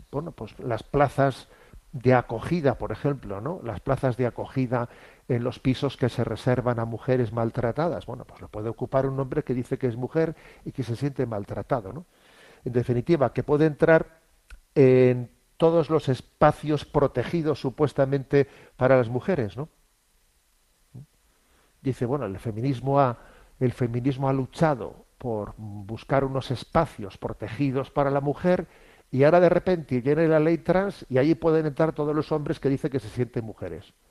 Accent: Spain; Yo soy español, ¿eh? yo mi sentimiento es ser español

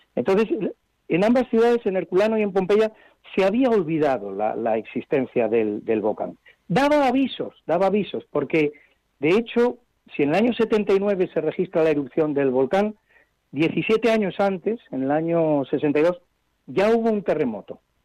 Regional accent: Madrid, Community of Madrid, Spain; para los que somos madrileños

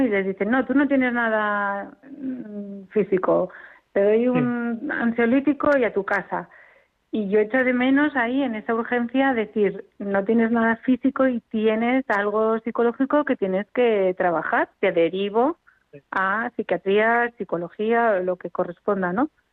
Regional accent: Córdoba, Andalusia, Spain

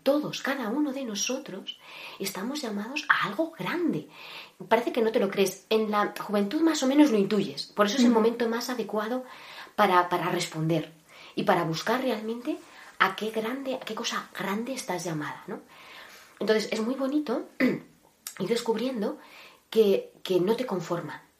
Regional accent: Cintruénigo, Navarre, Spain; moved away as an adult; now in Ávila, Spain; nací en un pueblecito llamado Cintruénigo, Navarro, en Navarra, y, y actualmente, actualmente estoy viviendo en Ávila

